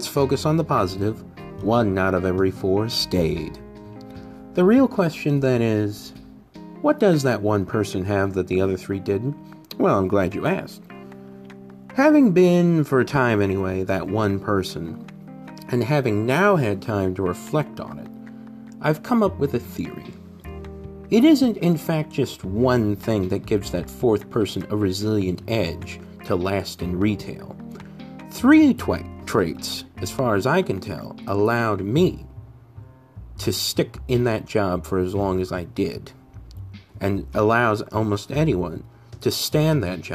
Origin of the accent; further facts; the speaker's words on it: St. Louis, Missouri, United States; I worked as a deli clerk for a well-known grocery store chain in my hometown of St. Louis, Missouri.